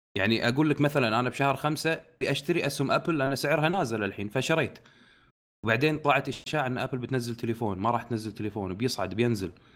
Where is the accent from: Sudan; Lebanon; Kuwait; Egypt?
Kuwait; عندنا بالكويت